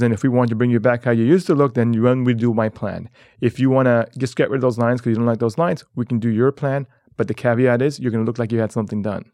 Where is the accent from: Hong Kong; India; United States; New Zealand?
Hong Kong; moved away; I was born and raised in Hong Kong